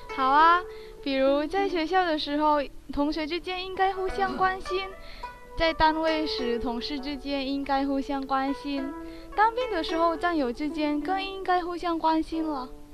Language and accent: Chinese; Indonesia; 来自印度尼西亚